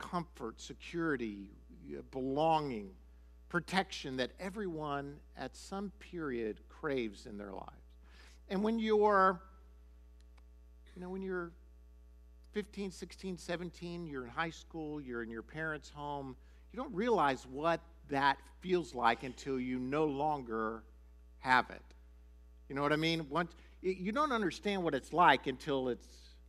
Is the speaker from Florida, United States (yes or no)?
yes; Miami, Florida, United States; moved away as an adult; also born or lived in Shawnee, Oklahoma; I was raised or went to high school in Miami, Florida